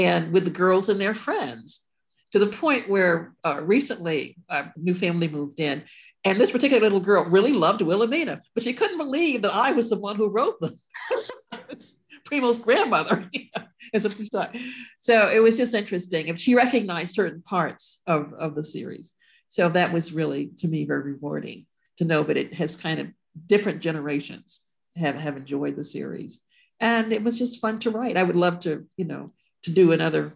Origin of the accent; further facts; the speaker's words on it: Ashford, Connecticut, United States; I grew up in Connecticut, the Ashford town, a small town called Ashford